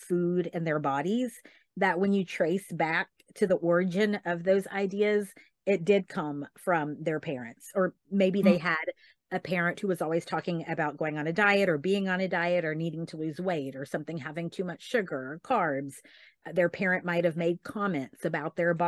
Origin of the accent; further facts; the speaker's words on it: Tennessee, United States; now in Texas, United States; I grew up in Tennessee